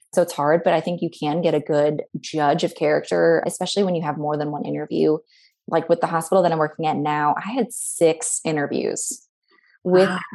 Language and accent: English; Chicago, Illinois, United States; moved away as an adult; also born or lived in San Jose / Cincinnati, Ohio; I was from Chicago, which is not far